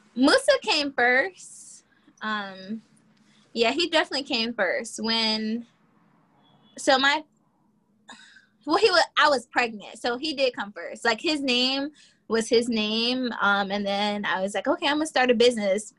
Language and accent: English; Virginia, United States; now in Charlotte, United States; I am originally from Virginia and I'm currently living in Charlotte, North Carolina